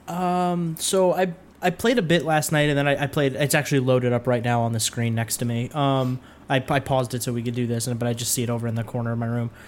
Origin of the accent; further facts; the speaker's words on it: New York, United States; somebody who's from New York